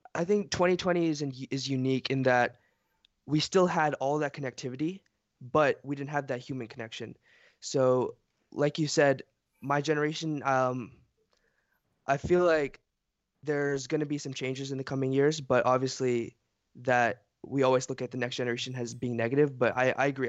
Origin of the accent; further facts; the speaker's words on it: Fayetteville, United States; also born or lived in Bronx, New York City / Philadelphia; we moved to Philadelphia and then Fayetteville. I've been here, I think, fif-, fourteen, fifteen years.